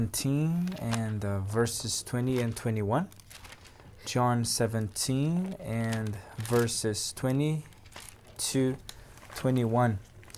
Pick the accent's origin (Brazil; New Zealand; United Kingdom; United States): Brazil; first language Portuguese; English is a second language; moved away; I'm from Brazil. And I'm studying theology at Andrews University.